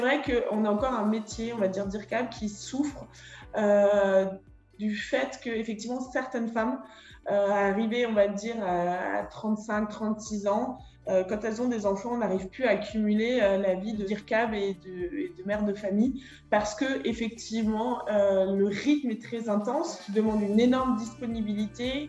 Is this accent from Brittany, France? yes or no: no; Schiltigheim, Grand Est, France; moved away as an adult; also born or lived in Saarbrücken, Germany / Paris / Fontainebleau; Je suis née en 1988 à Schildikheim, la capitale de la bière.